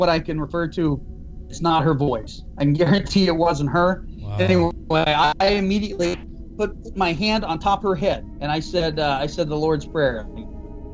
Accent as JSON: {"language": "English", "region": "Iowa", "country": "United States", "said": "I am from Iowa"}